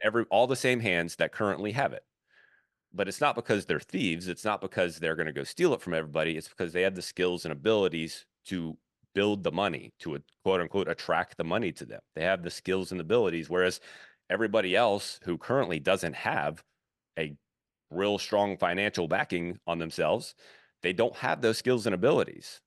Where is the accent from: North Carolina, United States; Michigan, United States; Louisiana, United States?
Louisiana, United States; Baton Rouge; moved away; also born or lived in Fort Thomas, Kentucky; I grew up in Baton Rouge